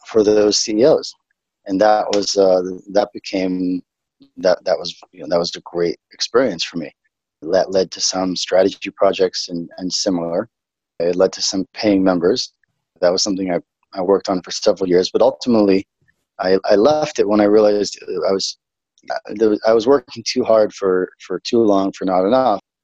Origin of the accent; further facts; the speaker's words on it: New York City, New York, United States; moved away as an adult; now in Israel; I'm originally from New York, a little city on the East Coast, United States, called Brooklyn, New York